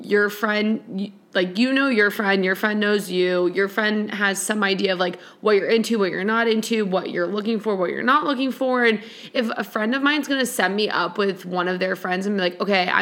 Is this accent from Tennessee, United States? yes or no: no; Chicago, Illinois, United States; I'm from Chicago